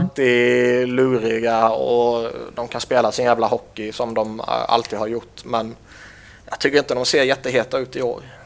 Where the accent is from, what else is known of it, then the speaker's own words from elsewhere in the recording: Sweden; som svensk